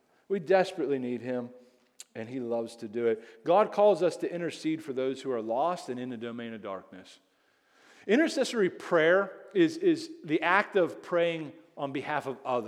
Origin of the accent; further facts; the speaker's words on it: United States; I'm so American